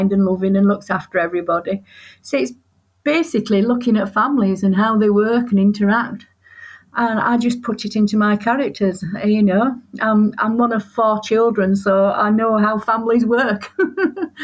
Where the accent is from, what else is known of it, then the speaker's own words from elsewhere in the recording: Yorkshire and the Humber, United Kingdom; I'm from Yorkshire and I tend to write as a Yorkshire woman